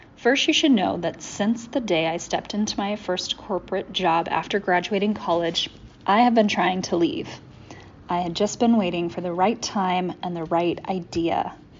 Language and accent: English; Dallas, Texas, United States; I grew up in Dallas, Texas, and this just wasn't a thing for me.